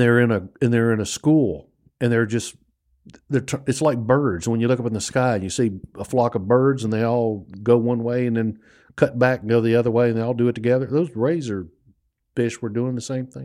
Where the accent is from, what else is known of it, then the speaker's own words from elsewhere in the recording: United States; also born or lived in New Orleans, Louisiana; I grew up on the Mississippi Gulf Coast and in New Orleans and in that area.